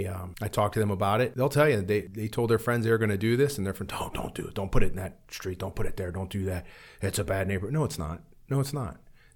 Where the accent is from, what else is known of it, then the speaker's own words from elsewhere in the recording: Warren, United States; those are some of the stories I would like to get out, too, is growing up in Warren and things like that that were done.